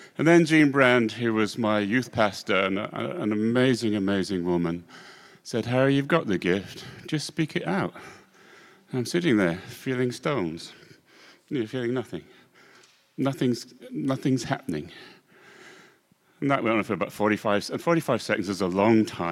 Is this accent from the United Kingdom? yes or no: yes; Scotland, United Kingdom; I'm a Scotsman